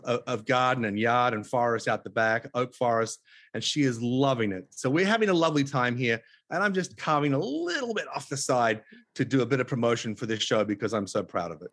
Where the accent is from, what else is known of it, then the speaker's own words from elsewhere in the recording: Tasmania, Australia; moved away as an adult; also born or lived in Los Angeles, United States; now in Los Angeles area, United States; because I was born in Tasmania and I drew my first breath of Tasmanian air